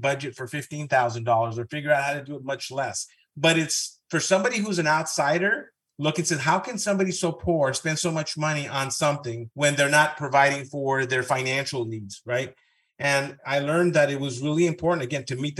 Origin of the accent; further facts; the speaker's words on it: Southern California, United States; first language Spanish; English is a second language; I grew up in Southern California, Mexican parents, but I went to UCLA